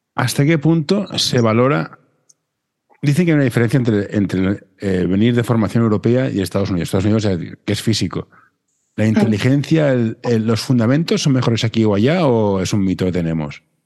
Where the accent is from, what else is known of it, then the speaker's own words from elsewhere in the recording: Barcelona, Catalonia, Spain; yo soy de Barcelona